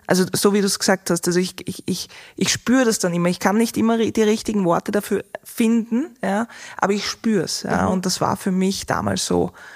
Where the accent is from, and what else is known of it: Austria